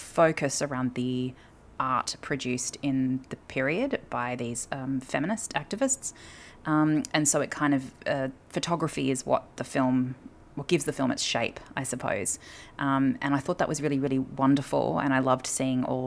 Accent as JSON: {"language": "English", "country": "Australia", "said": "as an Australian woman myself"}